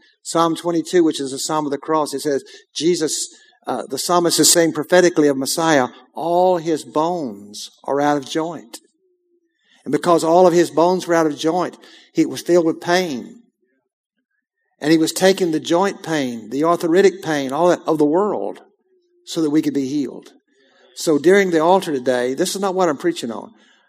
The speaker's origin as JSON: {"language": "English", "region": "Texas", "country": "United States", "said": "I said, I'm a pastor from Texas"}